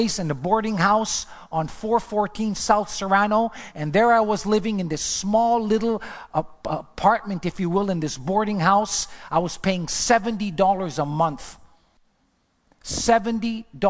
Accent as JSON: {"language": "English", "town": "Montreal", "region": "Quebec", "country": "Canada", "also_born_or_lived": "Los Angeles", "moved": "as an adult", "said": "I'm from Montreal"}